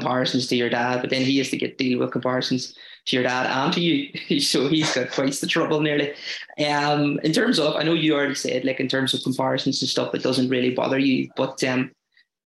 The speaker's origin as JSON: {"language": "English", "area": "Tyrone", "region": "Northern Ireland", "country": "United Kingdom", "said": "I'm from Tyrone"}